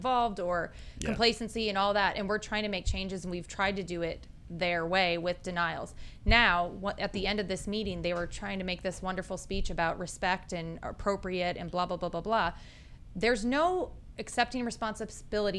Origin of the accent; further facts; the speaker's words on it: Wisconsin, United States; now in Clarksville, United States; I'm from Wisconsin where you do like ice fishing